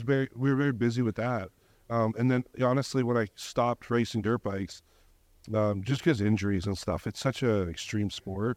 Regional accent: Canada; I'm from Canada

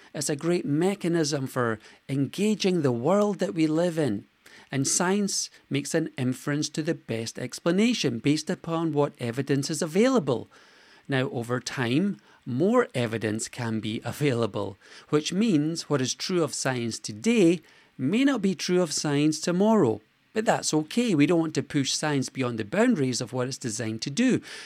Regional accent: Scotland, United Kingdom; I was born in Scotland

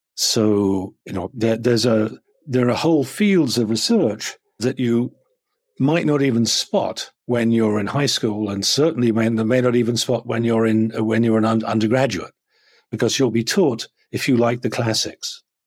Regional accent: a farm a little bit south of London, South East England, United Kingdom; now in Chicago, United States; I grew up on a farm, um, uh, a little bit south of London, not very far away

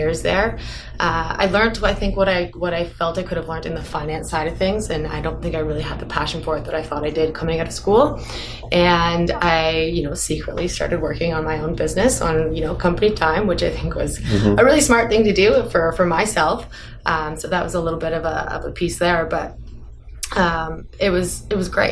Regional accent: Toronto, Ontario, Canada; kind of my hometown

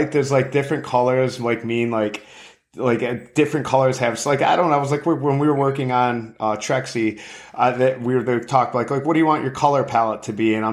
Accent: Florida, United States; I'm from I'm from Florida.

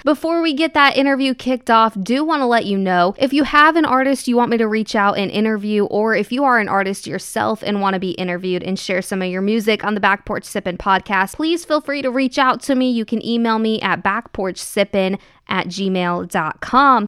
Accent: Missouri, United States; now in Nashville, United States; I'm from Missouri

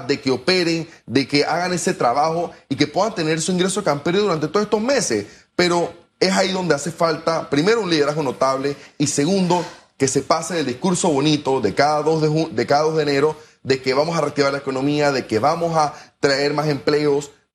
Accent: Panama

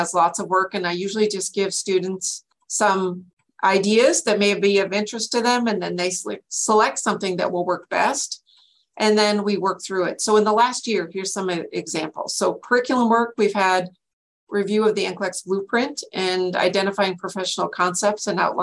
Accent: North Dakota, United States; moved away as an adult; now in Washington, United States; I'm a transplant from North Dakota, where I got my bachelor's in science in nursing

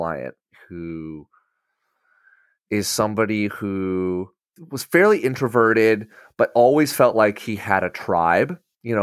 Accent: Batavia, Illinois, United States; I grew up in Batavia

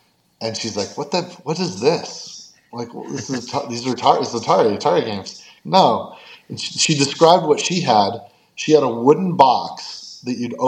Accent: California, United States; also born or lived in Fairfax, Virginia / Nashville, Tennessee; my mom left him, and he took me, and we moved to California

